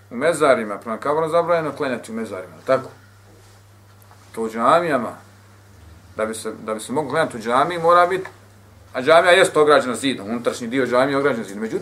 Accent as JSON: {"language": "Croatian", "country": "Bosnia & Herzegovina", "said": "većina džamija kod nas u Bosni"}